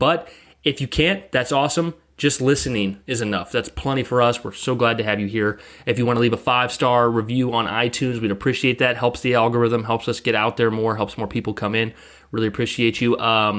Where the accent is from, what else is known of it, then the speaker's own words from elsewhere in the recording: Montana, United States; Being born and raised in Montana, I took his compliment and arguably the name, not my true intention.